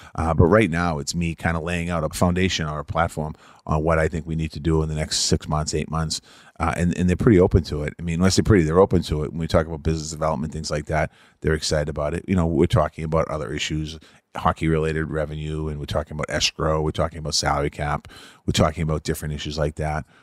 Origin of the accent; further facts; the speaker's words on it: Boston, Massachusetts, United States; growing up in Boston, hockey fan